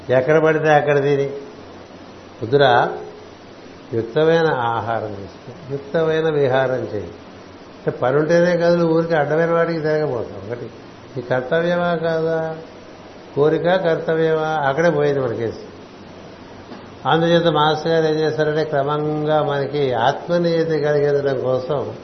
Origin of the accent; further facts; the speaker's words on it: Visakhapatnam, Andhra Pradesh, India; born or raised there